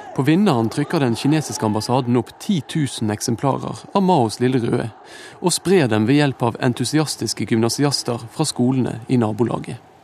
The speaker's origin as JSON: {"language": "Norwegian", "town": "Bergen", "region": "Vestland", "country": "Norway", "tie": "born or raised there", "said": "barndommen min på Vestre Vadmyra utenfor Bergen på 70-tallet."}